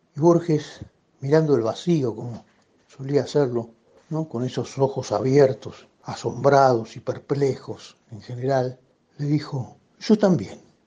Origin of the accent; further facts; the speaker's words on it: Buenos Aires, Argentina; yo soy porteño.